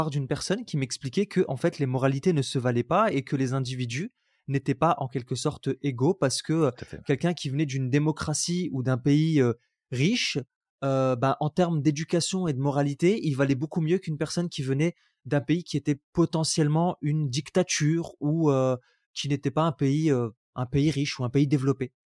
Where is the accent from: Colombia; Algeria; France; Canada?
Algeria; born there; Je suis né en Algérie. j'ai grandi dans une double culture, dans le sens où, à l'école, j'ai été dans les écoles françaises.